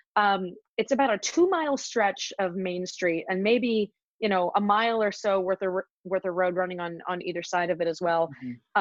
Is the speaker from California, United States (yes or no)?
yes; Visalia, California, United States; also born or lived in Ventura, California; where I grew up and where I'm where I'm really from, I suppose, is a little town in Central California called Visalia